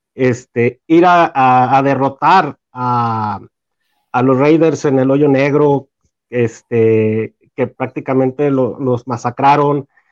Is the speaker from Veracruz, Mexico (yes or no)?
no; Torreón, Coahuila, Mexico; soy de Torreón, Coahuila.